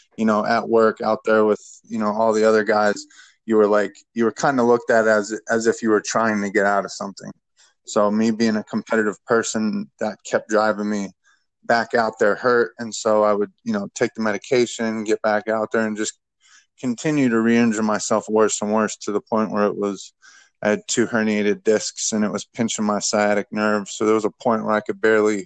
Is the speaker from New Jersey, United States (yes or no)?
no; Youngstown, Ohio, United States; I'm from a little blue-collar steel town from Youngstown, Ohio. It's the northeast tip of Ohio